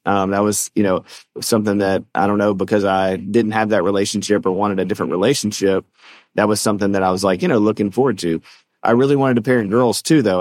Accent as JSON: {"language": "English", "region": "the South", "country": "United States", "said": "we're from the South"}